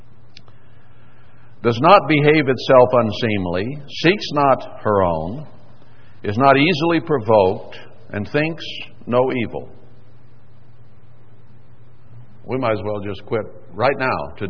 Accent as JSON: {"language": "English", "region": "Texas", "country": "United States", "tie": "born or raised there", "moved": "yes"}